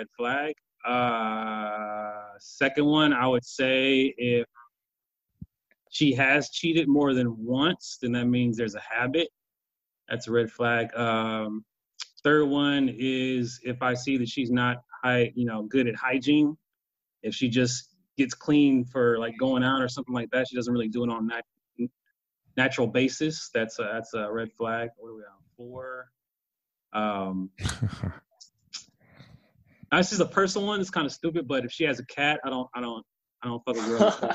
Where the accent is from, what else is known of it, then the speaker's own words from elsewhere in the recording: Kansas, United States; I'm from Kansas